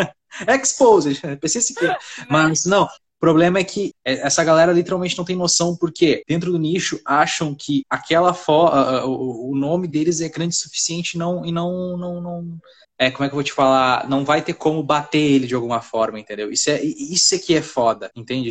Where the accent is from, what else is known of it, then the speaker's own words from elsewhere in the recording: Santa Maria, Brazil; moved away; minha cidade de Santa Maria, uh, eh, Santa Maria pra ter minha cidade natal